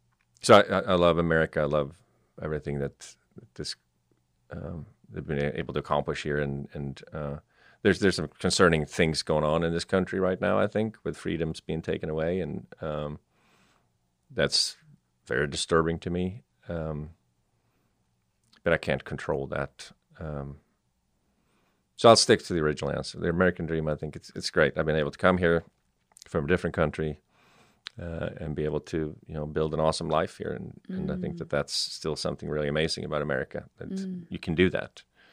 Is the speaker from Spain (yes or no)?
no; Sweden; English is a second language; I mean, I come from Sweden. It's also democracy and a free, very free country, even more free than U.S., I would say, today.